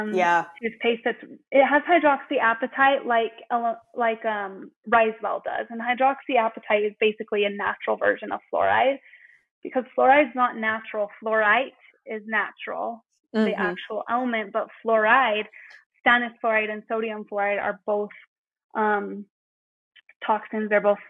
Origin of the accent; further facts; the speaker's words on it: Salt Lake City, Utah, United States; I'm on the suburbs of Salt Lake City. Yeah, in Utah.